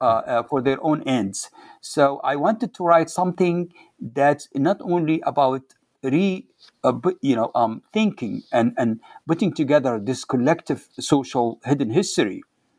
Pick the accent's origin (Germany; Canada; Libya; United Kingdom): Libya; Waddan, Jufra District; So they asked me, "Where are you from?" I said, "I am from Wadan."